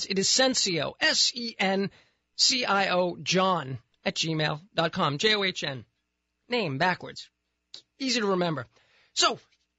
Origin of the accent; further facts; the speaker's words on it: Boston, Massachusetts, United States; moved away; Boston, my hometown.